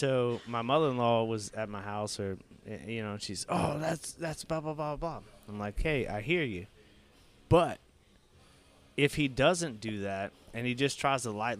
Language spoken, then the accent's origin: English; Bayou Vista, Louisiana, United States; I'm from Bayou Vista.